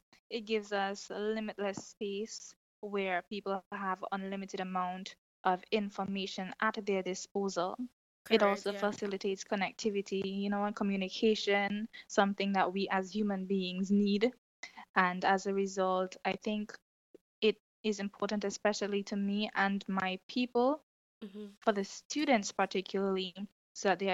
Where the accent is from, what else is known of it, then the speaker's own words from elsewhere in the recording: Kalinago Territory, Saint David, Dominica; I'm from the Carinlago territory, and I attended the Maho River Primary School